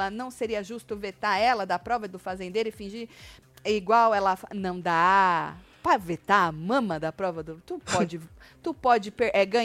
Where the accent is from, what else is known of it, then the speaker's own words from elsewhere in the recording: Natal, Rio Grande do Norte, Brazil; Sou de Natal, Rio Grande do Norte.